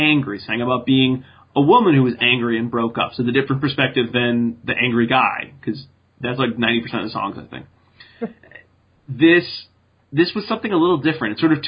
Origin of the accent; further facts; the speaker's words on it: New England, United States; I mean, I don't sound like I'm from New England and I'm from New England.